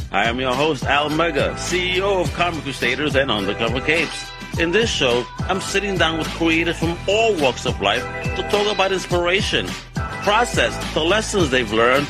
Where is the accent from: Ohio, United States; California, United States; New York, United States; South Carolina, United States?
New York, United States; New York City; I'm originally from Brooklyn, Greenpoint, Brooklyn. So Elmhurst isn't too far from there. So yeah, I know the area very well, very well.